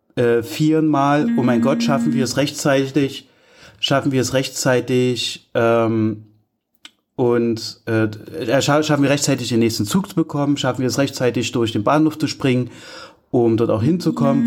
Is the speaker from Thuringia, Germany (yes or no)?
yes; Altenburg, Thuringia, Germany; Ich komme ja aus Altenburg mit meiner Familie